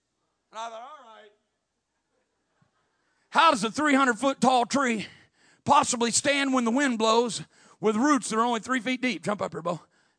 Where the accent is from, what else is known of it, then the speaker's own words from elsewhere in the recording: Midwest, United States; I grew up in the Midwest. And then we didn't have all the pine trees like you've got down here, but we had big hardwood forests